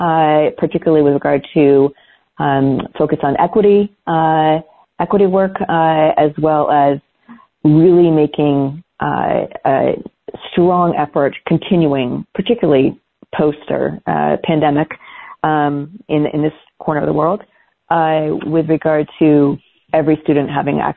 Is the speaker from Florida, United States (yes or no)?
no; Portland, Oregon, United States; now in Bend, United States; I grew up in Oregon. I'm a graduate of Portland Public Schools